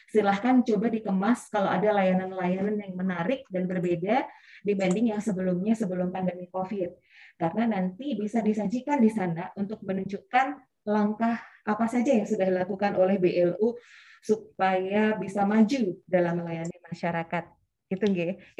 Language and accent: Indonesian; Sleman, Special Region of Yogyakarta, Indonesia; saya aslinya dari Kabupaten Sleman, Jogja, Bapak dan Ibu.